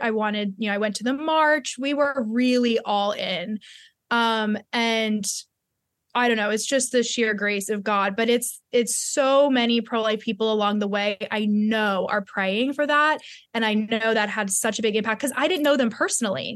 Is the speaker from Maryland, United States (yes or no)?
yes; Baltimore, Maryland, United States; I went to a secular private school growing up outside of Baltimore, Maryland